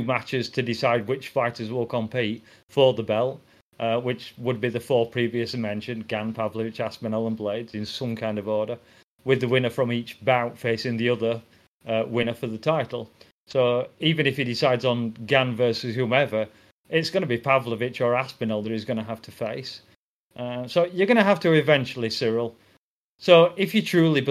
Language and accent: English; England, United Kingdom; I'm English